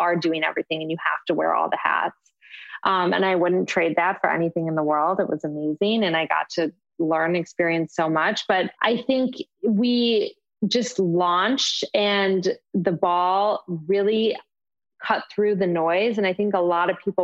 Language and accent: English; Michigan, United States; moved away; where I grew up in Michigan